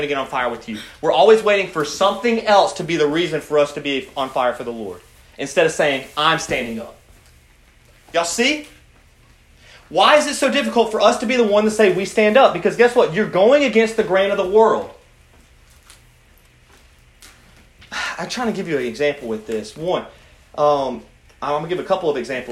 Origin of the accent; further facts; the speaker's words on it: United States; as American Christians